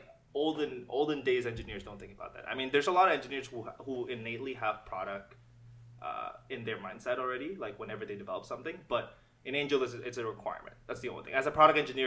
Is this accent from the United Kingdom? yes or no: no; Jakarta, Indonesia; moved away as an adult; now in Canada; I was born in Jakarta. I was born and raised, and I stayed in Jakarta